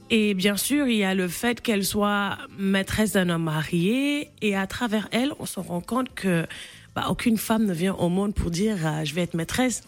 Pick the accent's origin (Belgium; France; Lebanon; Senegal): Senegal; le fait qu'on soit né et qu'on qu'on ait grandi au Sénégal